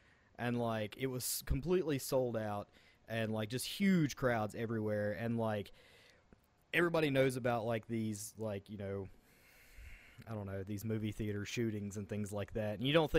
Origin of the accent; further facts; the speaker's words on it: West Virginia, United States; accent: Southern twang; I'm from West Virginia. We have a kind of Southern twang.